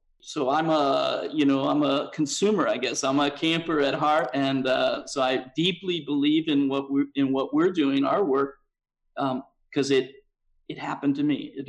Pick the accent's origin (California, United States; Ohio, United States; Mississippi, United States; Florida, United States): Ohio, United States; Cincinnati; moved away as an adult; also born or lived in Washington / Minneapolis / Philadelphia / northern New Jersey; Yes, I grew up in Cincinnati.